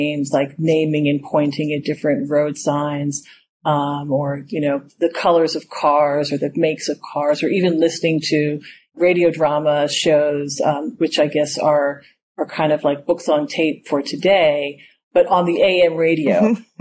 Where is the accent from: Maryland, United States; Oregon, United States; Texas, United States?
Maryland, United States; Silver Spring; also born or lived in Philadelphia, Pennsylvania; I was born in Philadelphia, and I grew up in Silver Spring, Maryland, a suburb of Washington, D.C.